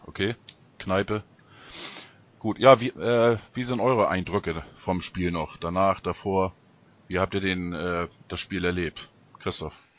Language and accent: German; Ostholstein, Schleswig-Holstein, Germany; aus meiner Heimat, aus Ostholstein